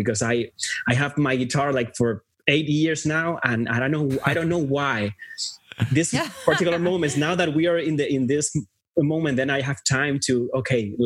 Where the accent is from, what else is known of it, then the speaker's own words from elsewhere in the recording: Puerto Rico; moved away as an adult; now in Los Angeles, United States; I was born and raised in Puerto Rico all my life. And then in my 30s, then I moved